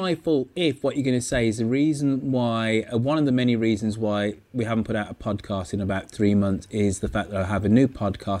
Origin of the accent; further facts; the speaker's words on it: England, United Kingdom; Well, we are English after all.